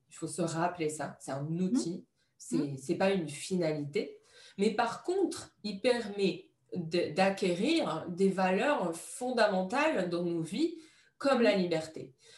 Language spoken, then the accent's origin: French; Morocco; j'ai, j'ai grandi au Maroc